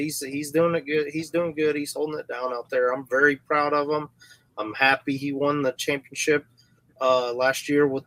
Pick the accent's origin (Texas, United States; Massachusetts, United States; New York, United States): Texas, United States; Houston; I'm originally from North Houston